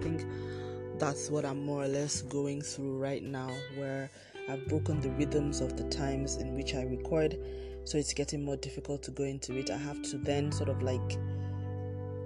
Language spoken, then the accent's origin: English; Nigeria; I'm Nigerian, I live in Nigeria, and I'm recording from Nigeria